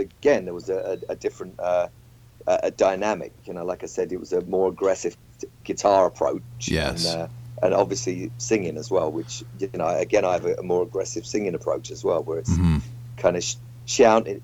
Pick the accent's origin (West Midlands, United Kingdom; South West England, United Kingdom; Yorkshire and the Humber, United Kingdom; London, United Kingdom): London, United Kingdom; Walthamstow; I grew up in Walthamstow